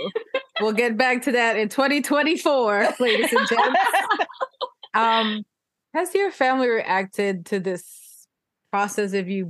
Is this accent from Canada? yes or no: no; Philippines; because I'm Filipino